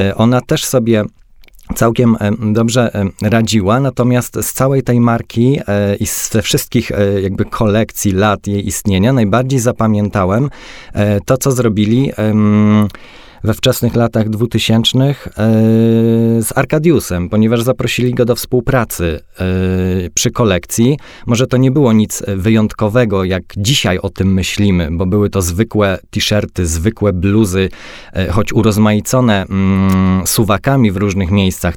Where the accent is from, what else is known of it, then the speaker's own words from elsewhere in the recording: Silesian Voivodeship, Poland; jeździłem ze swojego miasta do Katowic, bo jestem ze Śląska